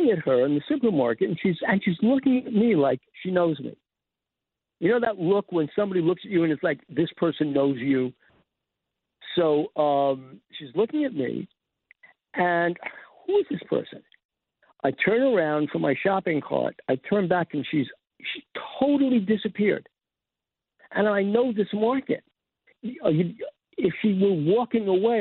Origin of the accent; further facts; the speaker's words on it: New York City, New York, United States; I'm from Forest Hills